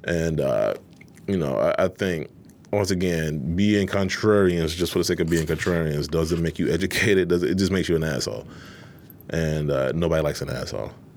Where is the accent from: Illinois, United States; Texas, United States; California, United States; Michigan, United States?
Michigan, United States; Detroit; born and raised in Detroit, um, Eastside.